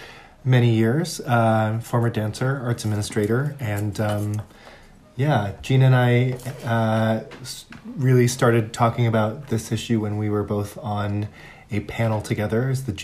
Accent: Berkeley, California, United States; moved away as an adult; also born or lived in Hong Kong / Minnesota; now in New York City, United States; I was born in Hong Kong and went middle school and high school in Berkeley. Went to college in Minnesota.

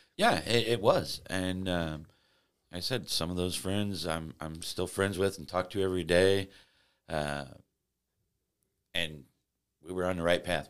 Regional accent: Florissant, Missouri, United States; I grew up uh, in Florissant, Missouri, you know, kind of a suburban area, uh, just outside of Saint Louis

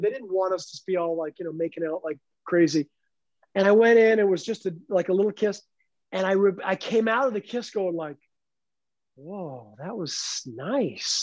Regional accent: Canada; moved away as an adult; a canadian kid

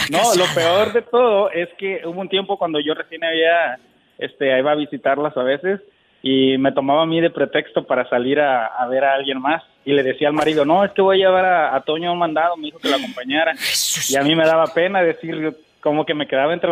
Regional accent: Matamoros, Tamaulipas, Mexico; now in Dallas, United States; Yo soy de la originarios de la ciudad de Matamoros, Tamaulipas. Mi tierra

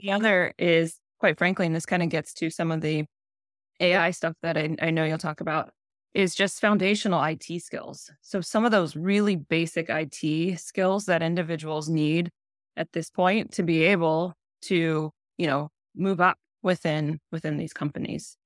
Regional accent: Columbus, Ohio, United States; born and raised in Columbus, Ohio, and so, yes, I am a Buckeye

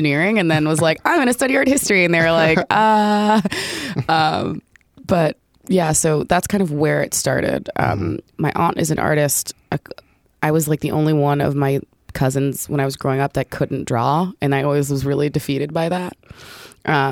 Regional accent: Orange, New Jersey, United States; I grew up in Orange, New Jersey, which is a suburb about 15 minutes outside of Newark

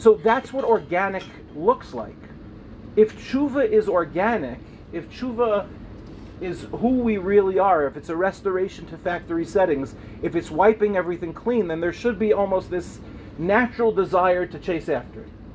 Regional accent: Lawrence, New York, United States; I grew up in the Five Towns

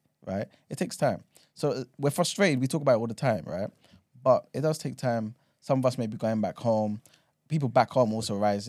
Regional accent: Nigeria; Oh, 100%. Yeah, because I'm from Yoruba land. You know what I'm saying? My ancestry is there, isn't it?

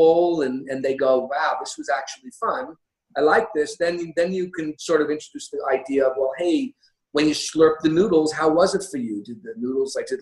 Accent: United States; first language English; now in Japan; I'm an American

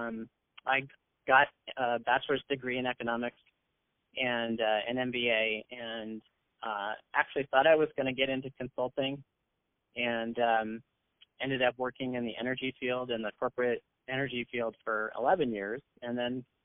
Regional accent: San Francisco Bay Area peninsula, California, United States; I actually was born in San Francisco. I'm a native Bay Arean, and I grew up on the peninsula in the San Francisco Bay Area

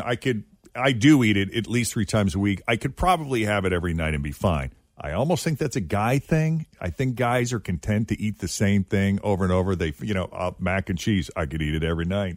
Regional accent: New England, United States; moved away; I grew up in New England as a kid

